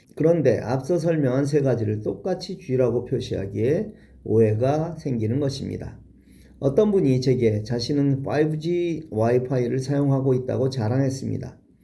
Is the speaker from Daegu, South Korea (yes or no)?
no; Seoul, South Korea; 어릴 적 종로구와 서대문구에 살았고 중고등학교는 은평구에 있는 학교에 다녔습니다